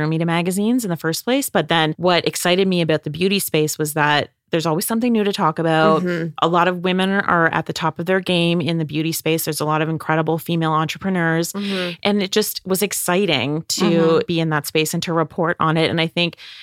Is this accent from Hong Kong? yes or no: no; Prince Edward Island, Canada; moved away as an adult; now in Toronto, Canada; I'm from Prince Edward Island, which is northeast of Maine